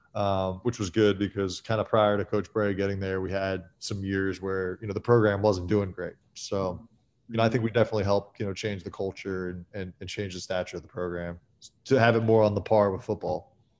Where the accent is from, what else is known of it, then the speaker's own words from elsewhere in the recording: Philadelphia, Pennsylvania, United States; growing up in Philly and having gone to Kobe's high school games